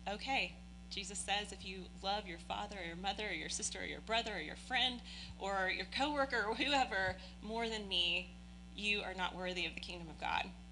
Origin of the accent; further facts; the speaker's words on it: Oldham County, Kentucky, United States; also born or lived in Prospect, Kentucky / Shelby Park, Louisville; now in Louisville, United States; spent my entire childhood out in Oldham County um, which we all know is a very wealthy land. Um, and so I was raised there.